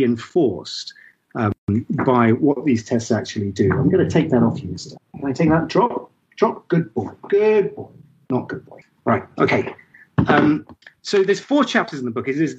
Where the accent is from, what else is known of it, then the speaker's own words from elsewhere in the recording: Ipswich, East of England, United Kingdom; I was born in Ipswich